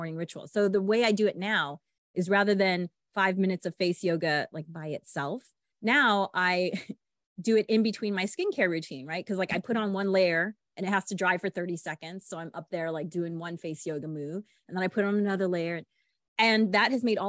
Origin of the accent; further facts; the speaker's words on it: Los Angeles, California, United States; I'm from Los Angeles